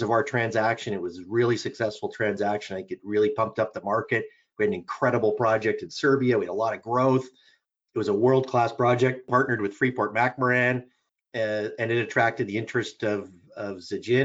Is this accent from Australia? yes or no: no; Canada; I'm a Canadian process engineer.